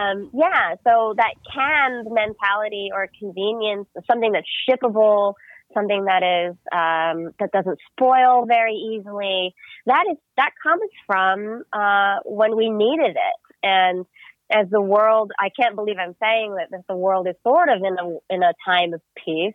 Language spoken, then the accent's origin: English; United States; I'm Filipino American, and my parents immigrated to the U.S. in the 70s and 80s